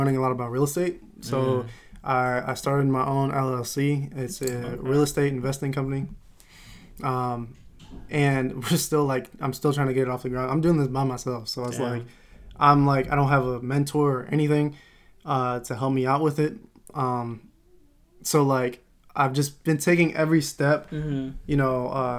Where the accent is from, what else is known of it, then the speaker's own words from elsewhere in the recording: Modesto, California, United States; I'm coming from Modesto, California